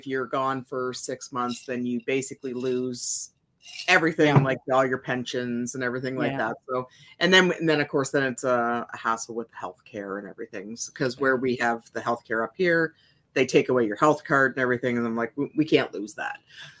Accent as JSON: {"language": "English", "region": "Ontario", "country": "Canada", "tie": "born or raised there", "said": "I grew up in Ontario, which was right across from Port Huron, Michigan"}